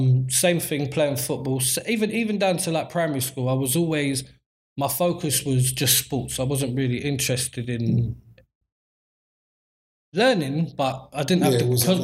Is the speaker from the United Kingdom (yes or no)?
yes; London, United Kingdom; I grew up in Southeast London, Peckham, born and raised all my life. Grew up with both parents in the household, but living in a broken home, basically.